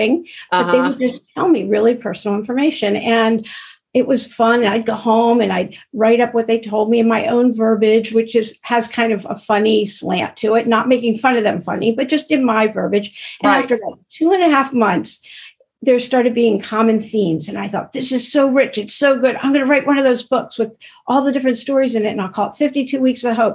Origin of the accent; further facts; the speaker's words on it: East Coast, United States; now in Los Angeles, United States; I'm originally from the East Coast, but I live